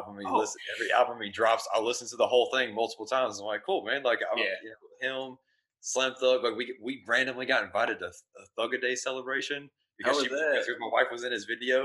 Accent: Beaumont, Texas, United States; also born or lived in Lumberton, Texas / Arizona; I was born in Beaumont, Texas

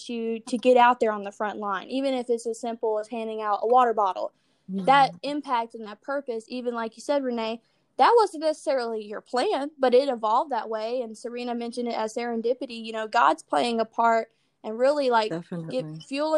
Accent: Acworth, Georgia, United States; also born or lived in Atlanta; I grew up in Ackworth

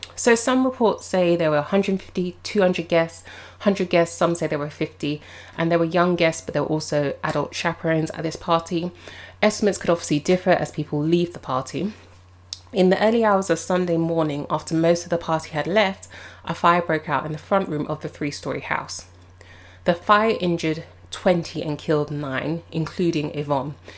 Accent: London, United Kingdom; as a Londoner

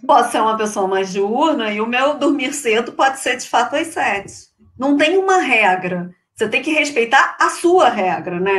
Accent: Rio de Janeiro, Brazil; accent: carioca chiado; eu sou carioca, não sei se vocês conseguiram per eh, perceber pelo meu chiado

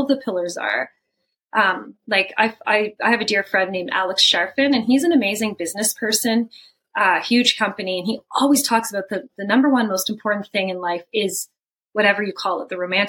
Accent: Canada; I'm Canadian, you know, supposed to be working in Canada

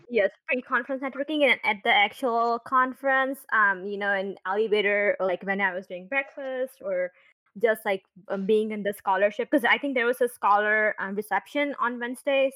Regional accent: India; now in United States; I'm also from India

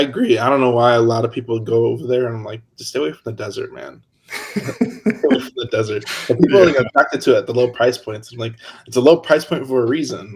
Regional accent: Hammond, Indiana, United States; I grew up in Hammond, which is right over the border in Indiana

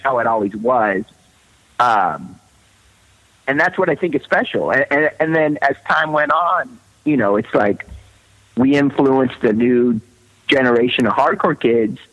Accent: Southern California, United States; also born or lived in Manhattan, New York; I was born in Manhattan, but I, I moved to um, Southern California like I was a, like a few months old

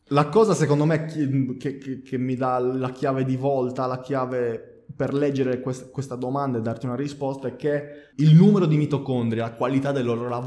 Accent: Sardinia, Italy; lo dico Duraz perché ha due D all'inizio, non perché sono sardo.

